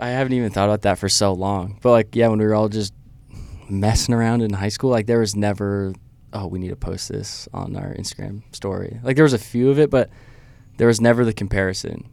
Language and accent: English; Idaho, United States; moved away; I'm from Idaho